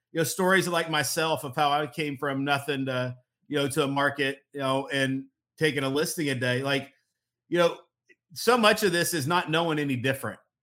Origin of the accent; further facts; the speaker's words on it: Missouri, United States; moved away as an adult; move back to my hometown of Missouri